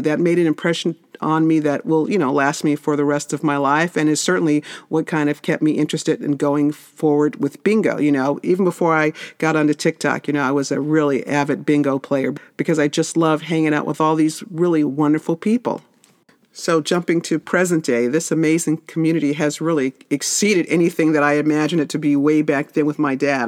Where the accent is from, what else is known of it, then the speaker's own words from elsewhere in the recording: Las Vegas, Nevada, United States; I grew up in Vegas